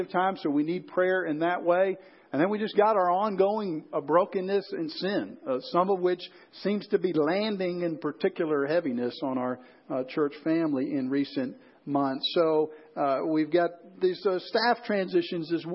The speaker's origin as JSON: {"language": "English", "town": "Chicago", "region": "Illinois", "country": "United States", "tie": "born or raised there", "said": "growing up in the Chicago area"}